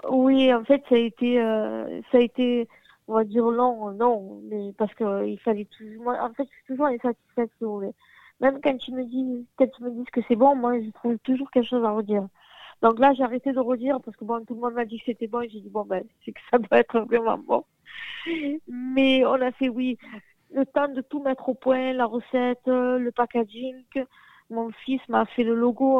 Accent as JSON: {"language": "French", "town": "Arles", "region": "Provence-Alpes-Côte d'Azur", "country": "France", "tie": "born or raised there", "said": "je suis née dans un quartier populaire de la ville, donc je suis d'Arles aussi"}